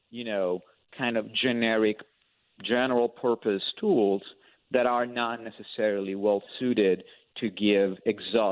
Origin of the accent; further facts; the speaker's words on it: Rome, Lazio, Italy; moved away as an adult; also born or lived in Westport, Connecticut; now in United States; I am originally from Rome and came to the wonderful United States of America in 2007